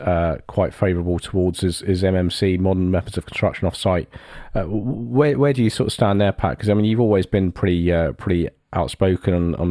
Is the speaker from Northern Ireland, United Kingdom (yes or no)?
no; Ilford, London, United Kingdom; I grew up around Ilford, so although I've spent the last 30 odd years losing the accent, that was where I come from.